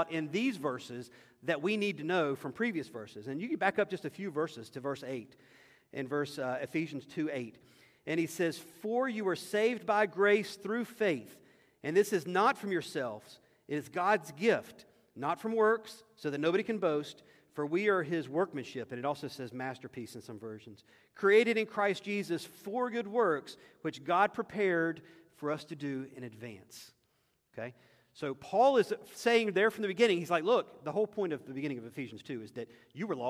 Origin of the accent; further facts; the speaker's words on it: United States; as an American